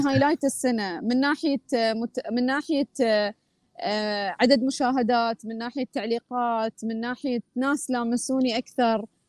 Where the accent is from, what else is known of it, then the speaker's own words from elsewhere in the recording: Oman; اني انا من عمان